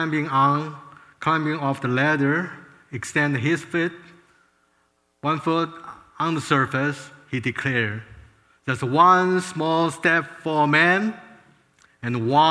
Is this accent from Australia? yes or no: no; Taiwan; moved away as an adult; now in United States; I was born in Taiwan. Both my father and mother, my parents fled communist China to Taiwan. And so I was born in Taiwan